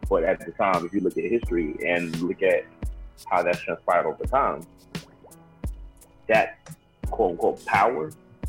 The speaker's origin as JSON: {"language": "English", "region": "Ohio", "country": "United States", "said": "I'm from Ohio."}